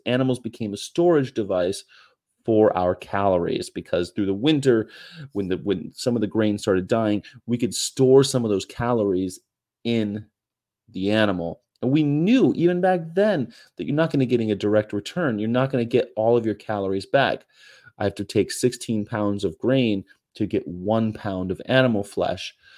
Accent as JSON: {"language": "English", "region": "California", "country": "United States", "tie": "born or raised there", "also_born_or_lived": "Hanover / Japan / San Diego", "moved": "yes", "said": "I grew up in California"}